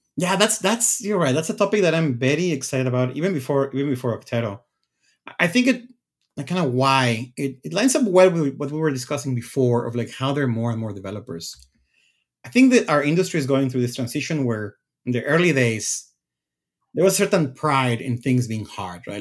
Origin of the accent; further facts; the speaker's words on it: Mexico; moved away as an adult; also born or lived in Redmond, Washington, United States; I, I'm from Mexico. I went to school in Mexico, and then I moved to the U S once I got my C S degree.